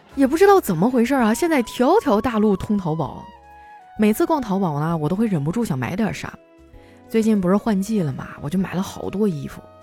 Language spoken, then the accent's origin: Chinese; Northeast China, China; moved away; 作为一个东北人哈，我对自己的酒量还是挺自信的